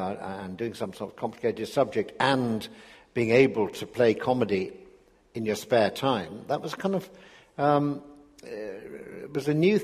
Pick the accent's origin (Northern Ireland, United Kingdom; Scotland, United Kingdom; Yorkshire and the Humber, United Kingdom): Yorkshire and the Humber, United Kingdom; Sheffield; I was born and brought up in Sheffield in the 1940s and 50s after the war